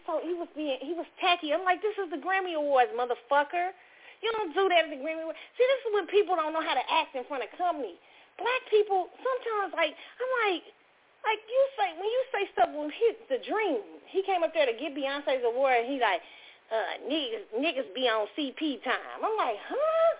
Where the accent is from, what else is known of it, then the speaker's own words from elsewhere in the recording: Kansas City, Missouri, United States; Arrowhead in my hometown